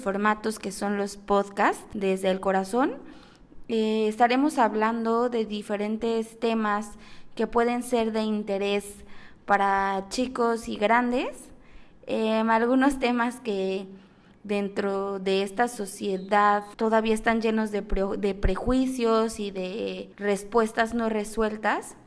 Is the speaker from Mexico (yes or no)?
yes; Mexico City, Mexico; now in Cancún, Mexico; soy originaria de la Ciudad de México, 100% chilanga